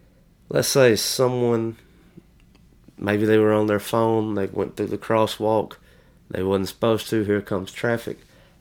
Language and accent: English; United States; we as Americans are so centric.